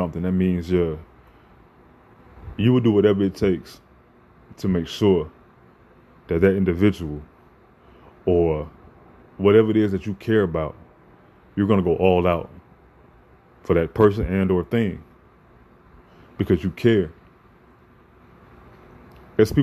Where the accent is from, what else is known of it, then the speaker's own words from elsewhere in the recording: Chicago, Illinois, United States; also born or lived in Champaign, Illinois; I'm from Chicago